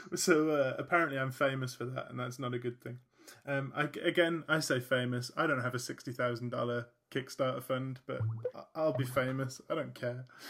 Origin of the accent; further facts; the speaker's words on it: United Kingdom; being British